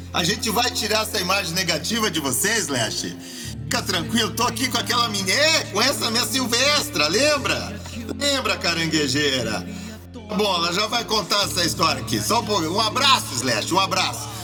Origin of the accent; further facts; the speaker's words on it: Curitiba, Paraná, Brazil; nasci aqui na Vila Guaíra, nasci de quatro meses